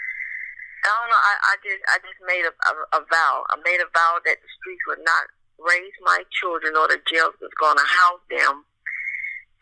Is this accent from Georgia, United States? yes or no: yes; Atlanta, Georgia, United States; born and raised in Atlanta, Georgia